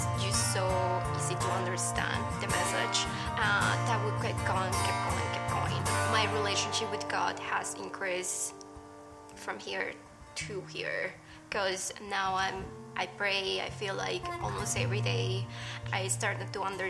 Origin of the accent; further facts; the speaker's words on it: Colombia; now in Denver, United States; So I grew up in Colombia and I was raised Catholic